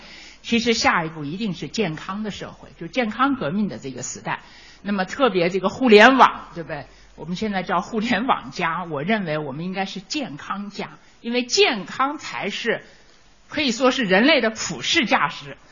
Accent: China; 我觉得我们中国可能跟别的国家比，我们有个独特的优势，就是中国人的养生文化。

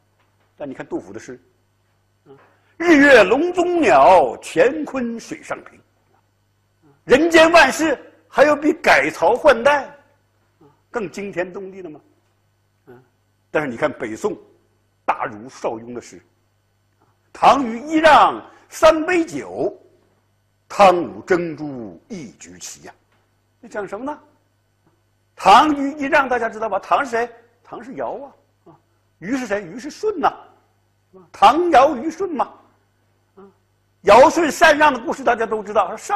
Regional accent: China; 四两拨千斤，我们中国人特别善于这一套，悠悠无尽的历史烟云

